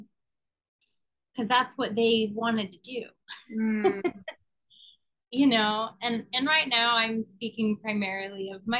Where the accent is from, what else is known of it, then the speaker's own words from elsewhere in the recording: Pittsburgh, Pennsylvania, United States; now in Los Angeles, United States; I grew up in Pittsburgh, so that's where my grandmother was.